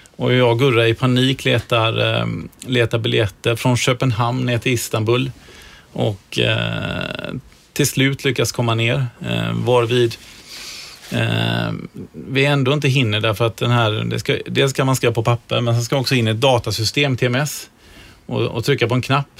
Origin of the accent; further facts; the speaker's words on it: Gothenburg, Västra Götaland, Sweden; som göteborgare